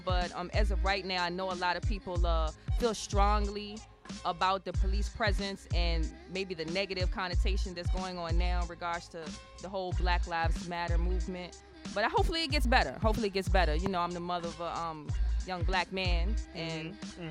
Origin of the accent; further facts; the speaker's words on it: Henrico, Virginia, United States; I'm from Hiraiko. We try to keep it peaceful, you know, in the West End